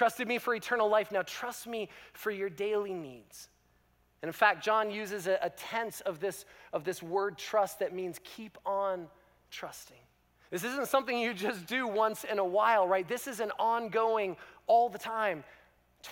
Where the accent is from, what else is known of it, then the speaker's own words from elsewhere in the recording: Canada; as a Canadian